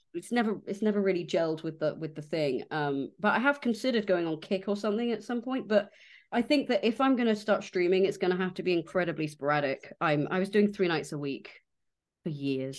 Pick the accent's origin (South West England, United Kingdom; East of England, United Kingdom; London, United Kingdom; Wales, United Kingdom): South West England, United Kingdom; West Country; I was there from the West Country